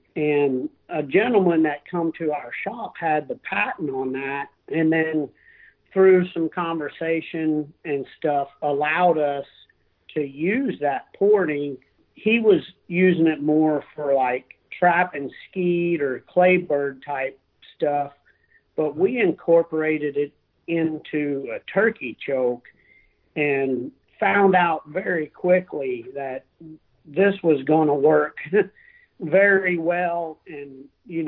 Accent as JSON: {"language": "English", "area": "Perry County", "region": "southeast Missouri", "country": "United States", "tie": "born or raised there", "said": "I grew up right here in Perry County, which is the county, you know, here that we work and live in. Never moved out."}